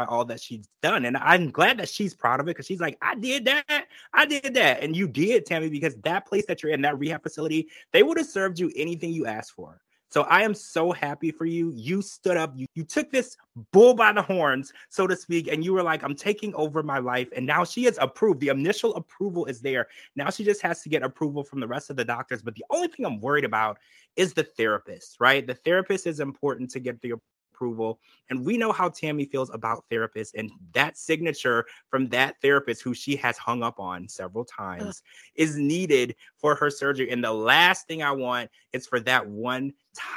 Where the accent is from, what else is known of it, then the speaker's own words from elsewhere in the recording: Louisiana, United States; I was raised in Louisiana